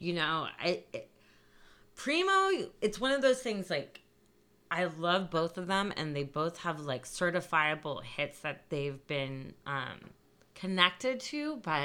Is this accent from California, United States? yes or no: yes; California, United States; moved away; also born or lived in East Coast / New York; I'm from California to begin